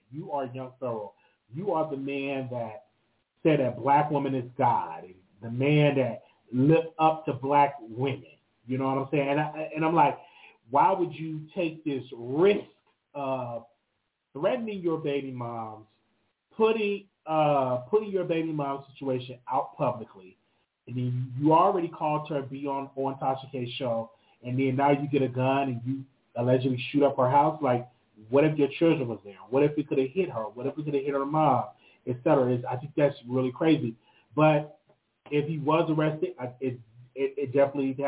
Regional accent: Chicago, Illinois, United States; moved away; I do got a little, you know, situation in Chicago. You know, I'm going to go visit my hometown

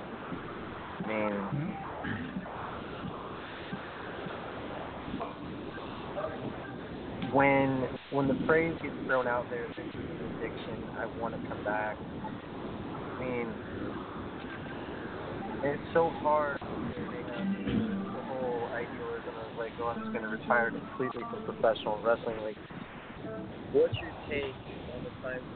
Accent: New York, United States; I'm from New York

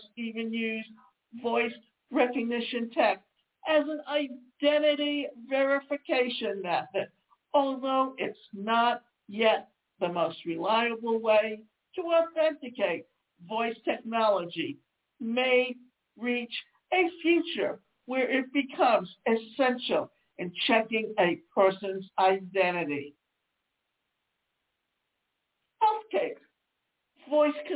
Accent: the South, United States; accent: Southern twang; I come from the South and I have a Southern twang at times

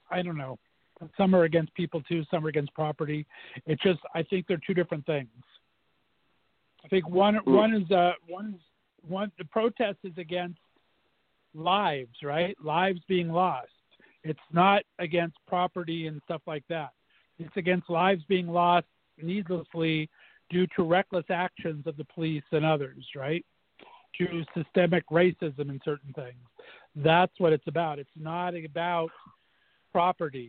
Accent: United States; I'm from Northeast area, so Pittsburgh's right around the corner

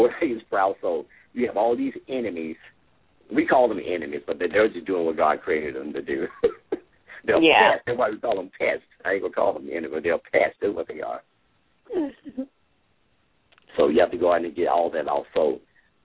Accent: Memphis, Tennessee, United States; growing up in Whitehaven. My parents had a garden in the backyard

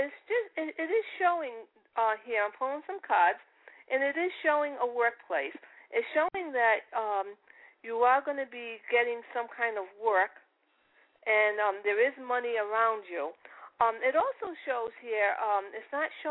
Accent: Providence, Rhode Island, United States; accent: Italian; moved away as an adult; now in Boston, United States; I was in Providence all my life

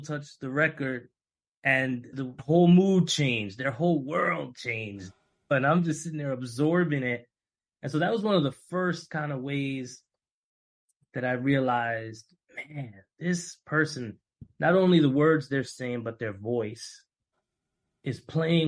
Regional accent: New York City, New York, United States; My family's from Dominican Republic. I was born here in Harlem, right? But my family's from DR

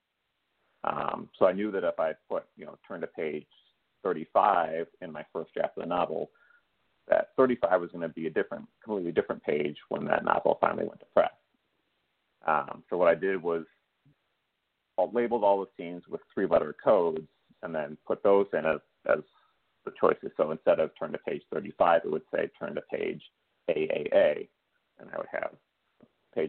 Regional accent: Chicago, Illinois, United States; my hometown of Chicago

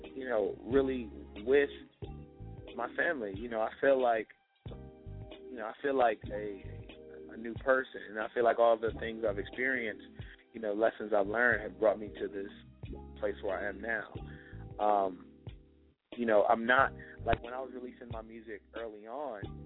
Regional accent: Richmond, Virginia, United States; I promote events in, in my in my hometown, Richmond, VA

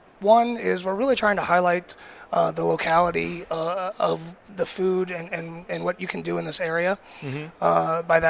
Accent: Westerville, Ohio, United States; moved away as an adult; also born or lived in New York; now in St. Michael, United States; I grew up in a small town, a suburb of Columbus called Westerville.

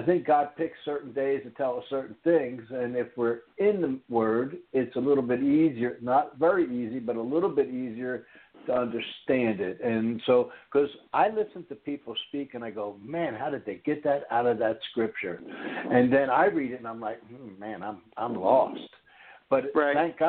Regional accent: Norristown, Pennsylvania, United States; moved away; I grew up in the Philadelphia area

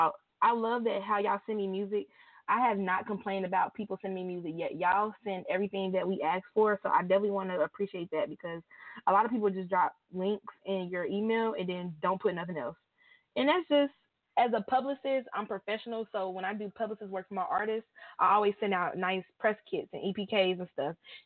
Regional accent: Dade County, Florida, United States; I'm from Dade County

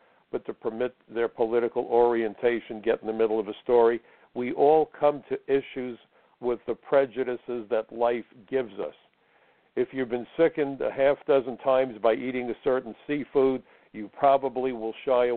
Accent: United States; I am super proud of being an American

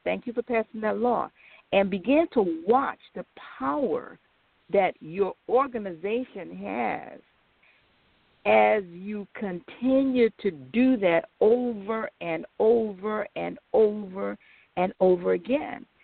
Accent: United States; We, as American blacks

